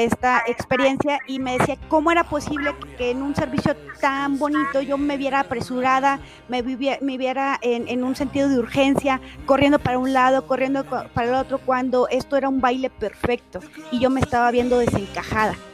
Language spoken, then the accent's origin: Spanish; Mexico; como mexicana